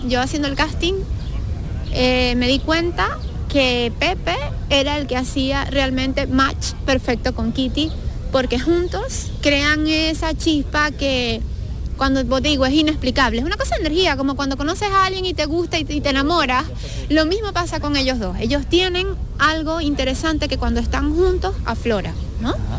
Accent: Venezuela; yo soy venezolana

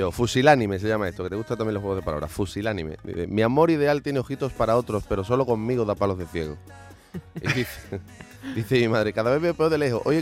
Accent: Isla Cristina, Andalusia, Spain; born or raised there; also born or lived in Mérida / Madrid; now in Seville, Spain

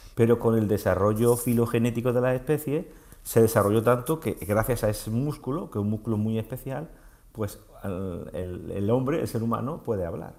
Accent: Montoro, Andalusia, Spain; now in Marbella, Spain; soy montoreño y mi familia vive en Montoro

